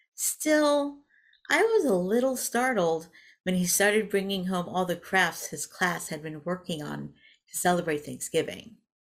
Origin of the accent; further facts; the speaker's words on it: Denver, Colorado, United States; As a child growing up in Denver